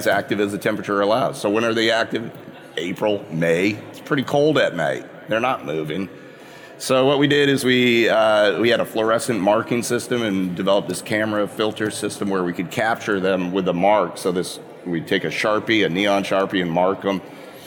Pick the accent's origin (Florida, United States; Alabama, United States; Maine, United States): Maine, United States; moved away as an adult; also born or lived in New Jersey / California / Indiana / Massachusetts; I grew up in Maine